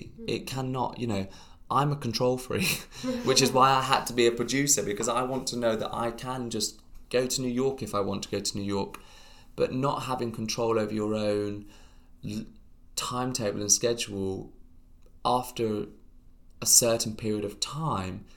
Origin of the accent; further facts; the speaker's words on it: United Kingdom; we are British